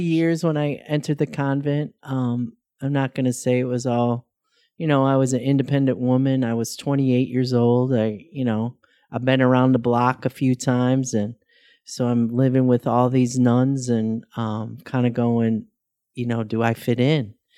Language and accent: English; Chicago, Illinois, United States; moved away as an adult; also born or lived in Iowa; I'm born and raised in Chicago, Illinois